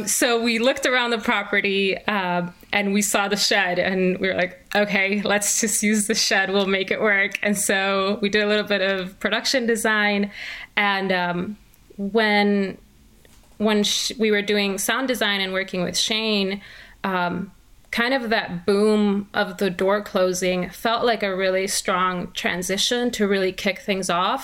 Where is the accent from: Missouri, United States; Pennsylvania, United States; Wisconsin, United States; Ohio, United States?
Wisconsin, United States; Milwaukee; moved away as an adult; also born or lived in Puerto Rico; now in Dallas, United States; I grew up in Milwaukee, Wisconsin. I'm originally from Puerto Rico, but we moved to Milwaukee when I was 8.